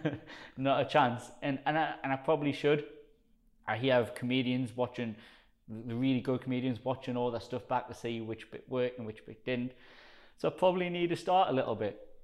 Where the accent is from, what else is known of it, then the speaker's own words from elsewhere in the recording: South Shields, North East England, United Kingdom; accent: Geordie; like a strong Geordie accent. Um, so I'm from South Shields, which is in between Newcastle and Sunderland.